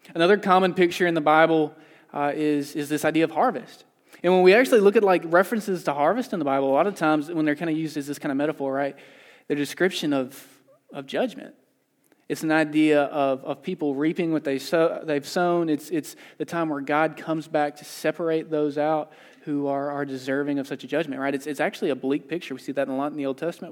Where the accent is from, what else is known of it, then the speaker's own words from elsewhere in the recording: the South, United States; moved away as an adult; I grew up in the South. I moved out here three years ago.